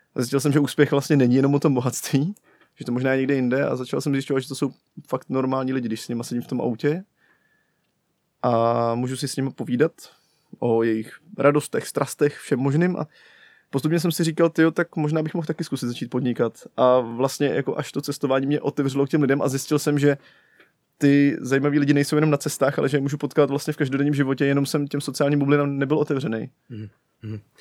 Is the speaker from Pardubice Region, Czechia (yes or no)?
yes; Pardubice, Pardubice Region, Czechia; jsem z Pardubic, že jo, a tam to, to je taková placka na zemi.